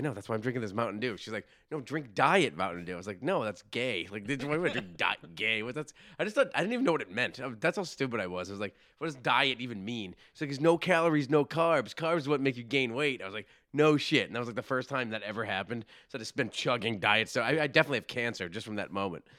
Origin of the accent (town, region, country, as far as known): Massachusetts, United States